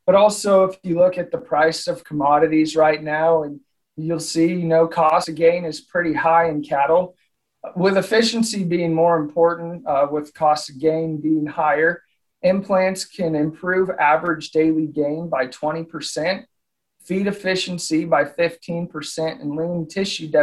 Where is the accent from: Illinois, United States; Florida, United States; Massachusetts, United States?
Illinois, United States; Southern; moved away as an adult; also born or lived in Oklahoma; now in Nebraska, United States; I grew up, I'm originally from Southern Illinois